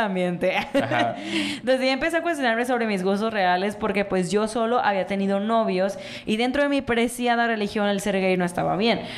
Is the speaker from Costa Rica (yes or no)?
no; Mexico; como sociedad mexicana